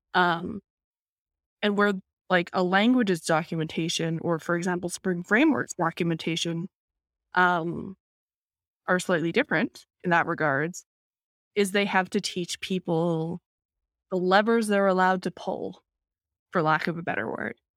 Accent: Vancouver, British Columbia, Canada; Vancouver is a city that is, I would say is honestly 50%, if not more, um, people of East Asian descent

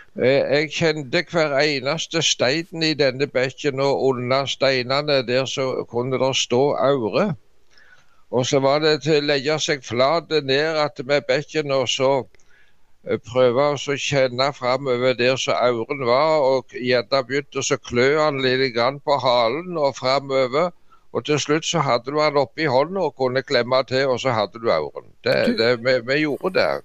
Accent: Norway; hjemme i Dubland

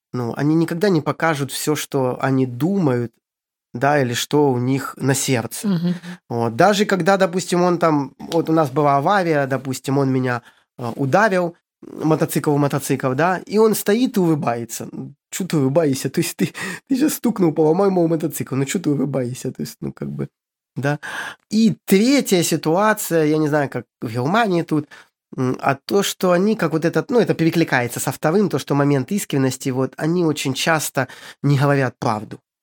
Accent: Ukraine; moved away as an adult; also born or lived in Syria / Egypt; now in Cambodia; сам я с Украины

